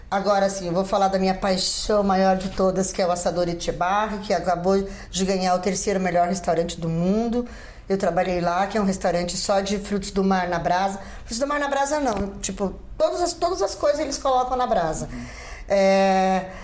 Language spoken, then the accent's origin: Portuguese; Paraguay; born there; É, fomos, é, nasci no Paraguai, mas fui naturalizada brasileira.